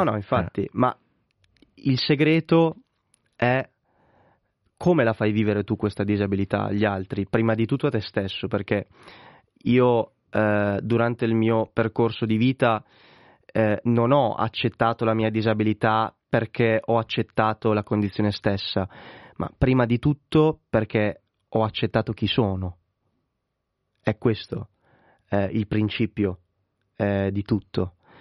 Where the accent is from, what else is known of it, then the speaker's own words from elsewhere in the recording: Correggio, Emilia-Romagna, Italy; in una squadra di parrocchia del mio paese che è Correggio in provincia di Reggio Emilia